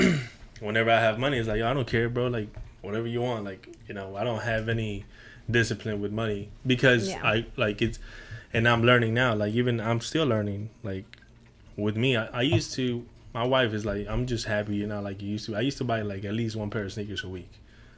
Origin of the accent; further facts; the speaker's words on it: Houston, Texas, United States; So everything, I'm telling you, I grew up in the Heights.